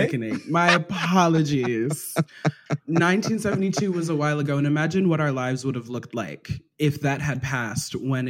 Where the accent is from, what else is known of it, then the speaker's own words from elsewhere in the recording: Maryland, United States; I grew up in Maryland, so Old Bay on my fries.